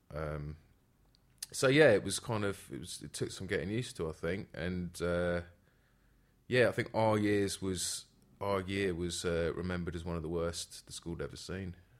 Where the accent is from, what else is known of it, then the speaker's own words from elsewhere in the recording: London, United Kingdom; I'm from, born and raised in, uh, Northwest London